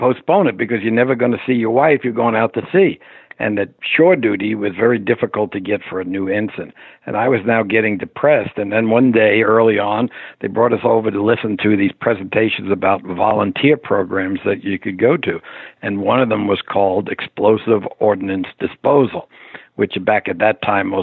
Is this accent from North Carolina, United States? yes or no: no; New York City, New York, United States; I grew up in the Bronx in the 1950s and early 60s